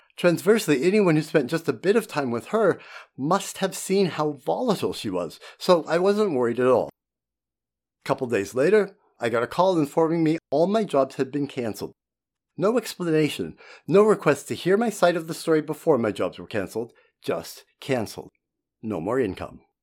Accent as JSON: {"language": "English", "country": "United States", "also_born_or_lived": "Germany", "lives_now": "Portland, United States", "said": "We're American"}